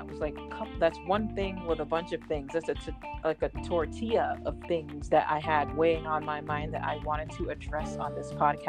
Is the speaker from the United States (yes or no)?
yes; Boston, Massachusetts, United States; also born or lived in Florida; I grew up in Boston, originally from Florida.